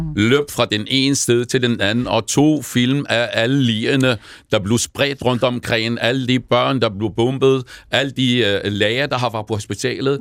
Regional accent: Jordan; also born or lived in Palestine (ancestry); now in Denmark; jeg er jo selv palæstinenser, jeg har født i en flygtningelejr

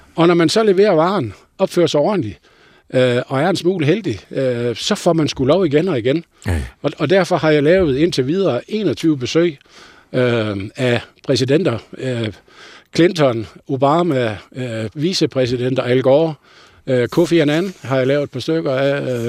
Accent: North Jutland, North Denmark Region, Denmark; jeg er jo nordjyde

